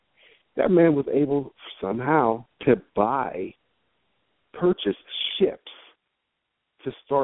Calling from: Pittsburgh, Pennsylvania, United States

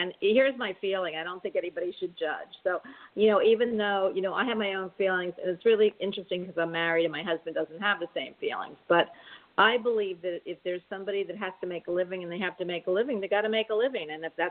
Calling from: Florida, United States; I'm calling from Florida

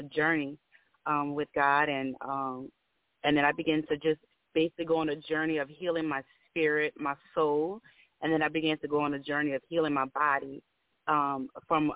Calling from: Bridge City, Louisiana, United States; I'm calling from Bridge City, Louisiana

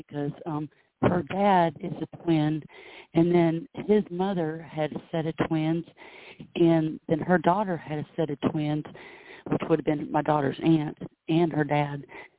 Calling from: Florida, United States; I'm calling from Florida.

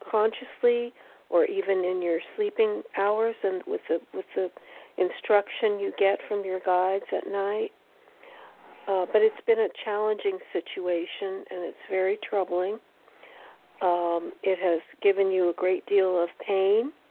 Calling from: Connecticut, United States

